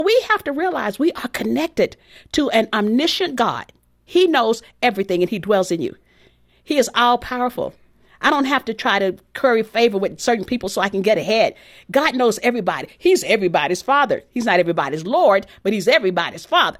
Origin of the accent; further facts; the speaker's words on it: Texas, United States; my background growing up in Texas